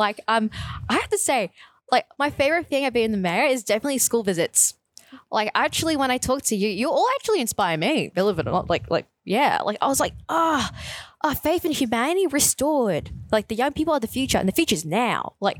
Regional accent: Brimbank, Victoria, Australia; I guess growing up in Brimbank, being really conscious of the fact that we've always been considered like one of the poorer cousins.

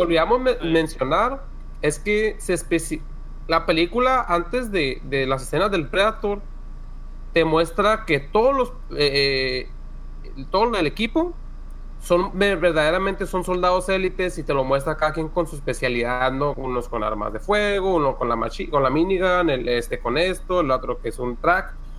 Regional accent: Mexico; Somos mexicanos

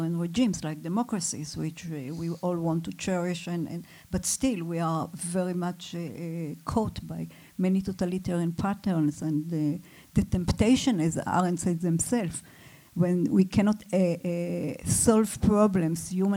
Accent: Israel; I come from Israel

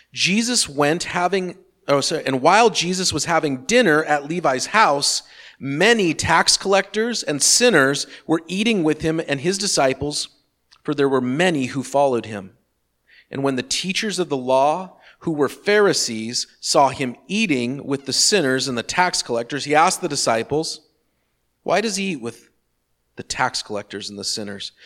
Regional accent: Seattle, Washington, United States; I grew up in Seattle

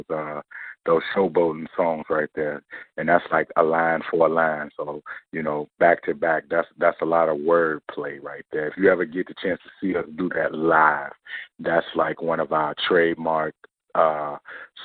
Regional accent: Chicago, Illinois, United States; we grew up in the Chicago Youth Centers. At ABC and BBR right there on the west side of Chicago.

